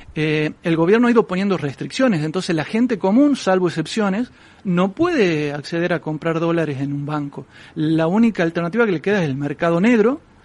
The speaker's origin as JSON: {"language": "Spanish", "country": "Argentina", "said": "yo vengo de Argentina"}